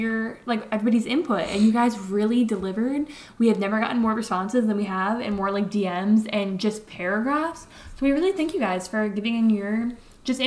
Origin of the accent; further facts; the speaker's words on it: Connecticut, United States; we live in New England. We're from Connecticut